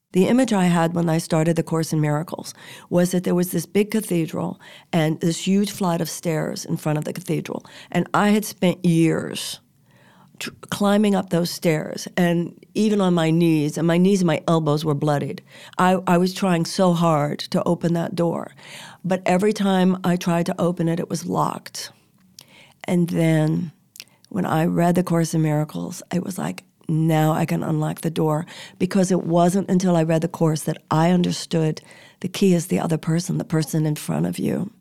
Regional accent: United States; we're American

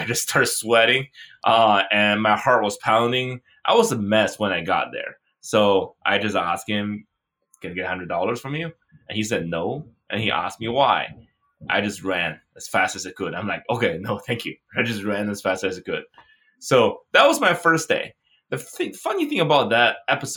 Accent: China; moved away; I grew up in China.

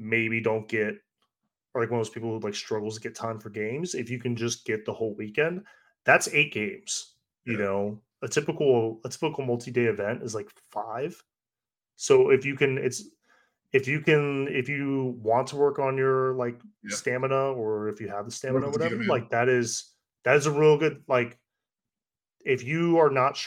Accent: Northern Virginia, United States; moved away; I grew up in the Northern Virginia area.

